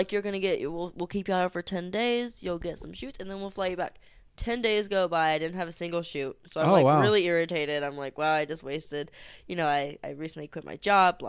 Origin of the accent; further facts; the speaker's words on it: Oakdale, California, United States; also born or lived in Florida; I was born and raised in Northern California from a really tiny town way up north.